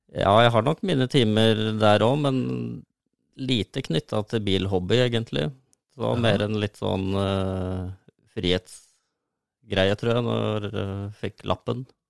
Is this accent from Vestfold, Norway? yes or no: no; Solør, Innlandet, Norway; jeg har vokst opp eh, på prærien i Solør